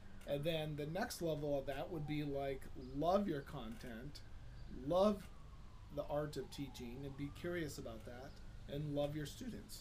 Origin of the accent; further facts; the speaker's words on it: Dunlap, Indiana, United States; I grew up in the area known as Dunlap